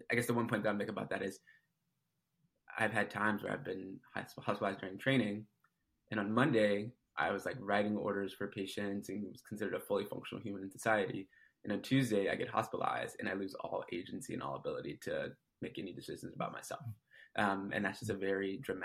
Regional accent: Detroit, Michigan, United States; also born or lived in San Francisco, California / Massachusetts; now in Seattle, United States; I'm originally from Detroit, Michigan.

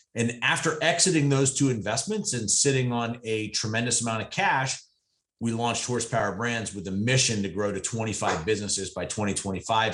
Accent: Eastern Pennsylvania, United States; push mowing lawns in a local neighborhood where I grew up in Eastern Pennsylvania

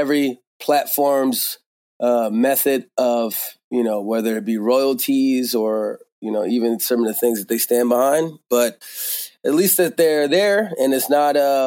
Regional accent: Georgia, United States; also born or lived in Bakersfield, California; now in Philadelphia, United States; I grew up in Georgia

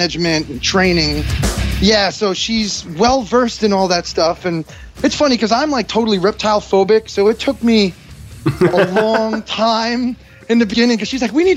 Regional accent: New York, United States; accent: New York; I'm from New York

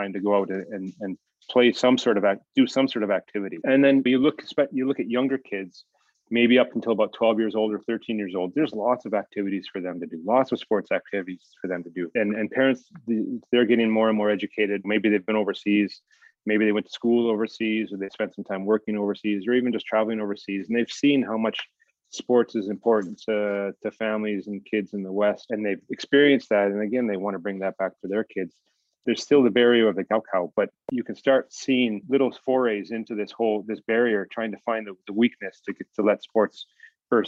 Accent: Calgary, Alberta, Canada; now in China; if I look back on my youth and growing up, I'm from Canada.

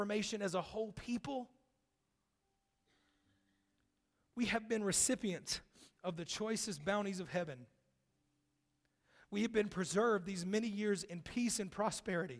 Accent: North Carolina, United States; from right around my hometown in North Carolina

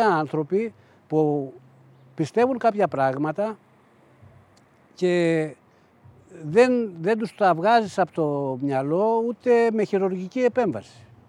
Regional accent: Agia Efthymia, Central Greece, Greece; now in United States; το χωριό μου, η Αγία Ευθυμία

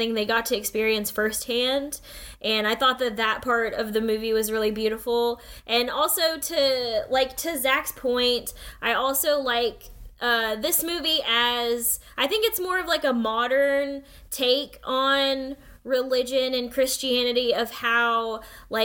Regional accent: United States; growing up as a Filipino-American, as, like, one of only a few Asian, like, students at school

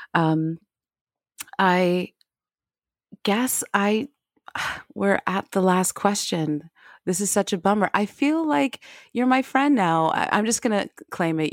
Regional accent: United States; now in Paris, France; I'm an American, uh, Black American girl that that lives in Paris

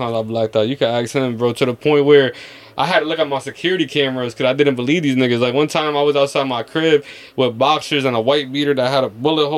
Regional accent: United States; I'm from America

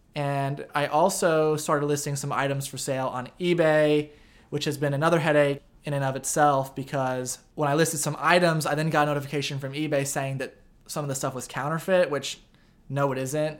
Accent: Effingham, Illinois, United States; also born or lived in St. Louis, Missouri; live part time in St. Louis and part time in Effingham, Illinois, where I'm from.

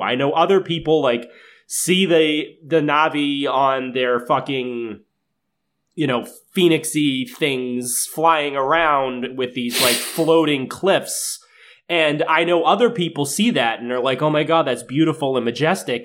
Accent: Massachusetts, United States; we grew up in Massachusetts

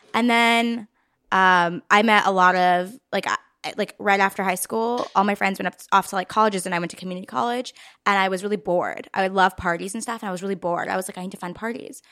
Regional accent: Los Angeles, California, United States; also born or lived in Maryland; I moved to L A when I was four, so, like, L

